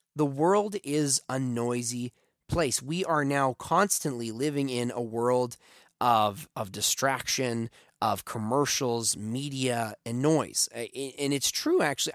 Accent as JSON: {"language": "English", "town": "Taber", "region": "Alberta", "country": "Canada", "tie": "born or raised there", "said": "a eight-year-old boy growing up in Tabor, Alberta"}